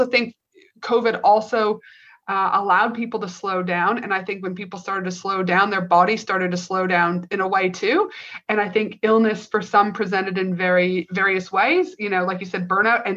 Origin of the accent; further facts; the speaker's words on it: Canada; moved away as an adult; also born or lived in Albuquerque, New Mexico, United States / North Carolina, United States / Tasmania, Australia; now in Queensland, Australia; I'm originally from Canada